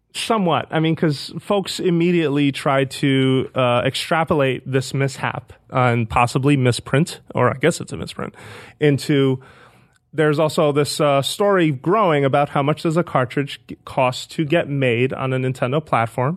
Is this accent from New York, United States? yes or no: yes; New York City, New York, United States; moved away as an adult; now in San Francisco, United States; I grew up in the Bronx, with not too far from Fordham Road